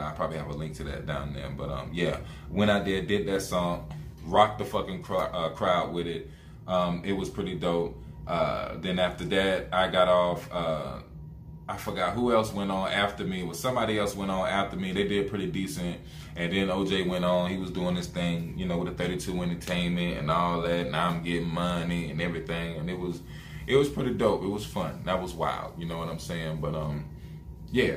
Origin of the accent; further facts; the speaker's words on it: the South, United States; I'm from the South